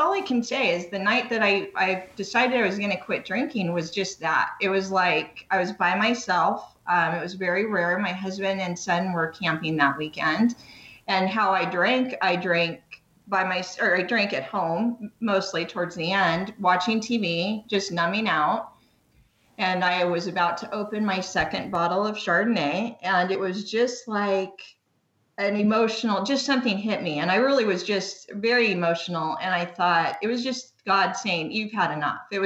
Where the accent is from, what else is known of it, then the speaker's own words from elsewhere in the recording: Long Beach, California, United States; now in Canyon Lake, United States; I'm originally from Long Beach, California. That's where I lived most of my life. So I've always lived in SoCal.